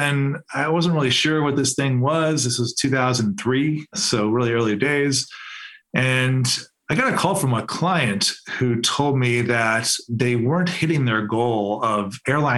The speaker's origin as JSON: {"language": "English", "town": "Cleveland", "region": "Ohio", "country": "United States", "tie": "born or raised there", "said": "I'm from Cleveland. So I grew up in Cleveland."}